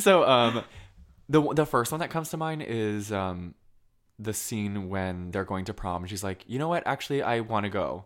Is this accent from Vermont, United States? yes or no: yes; Colchester, Vermont, United States; moved away; I'm from Colchester.